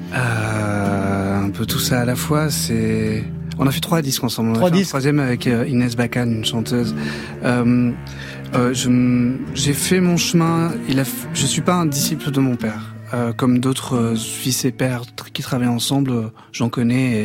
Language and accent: French; Banyuls-sur-Mer, Occitania, France; Bagnoul-sur-Mer, mon village natal, enfin là où j'ai grandi